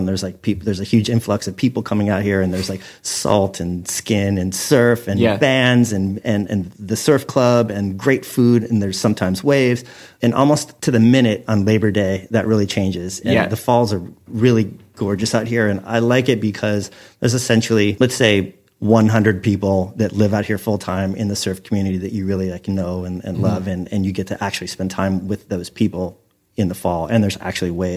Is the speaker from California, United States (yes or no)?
yes; California, United States; moved away; growing up in California